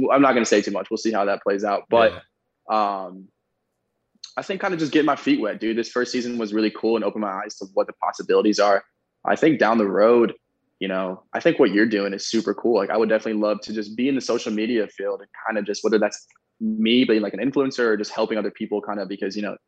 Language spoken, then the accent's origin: English; Ohio, United States; I'm from Ohio, small town dude